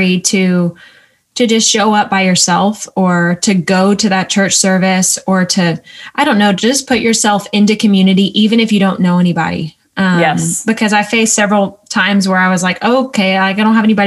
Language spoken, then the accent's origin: English; the deep South, United States; moved away; also born or lived in New York City; I was from deep in the South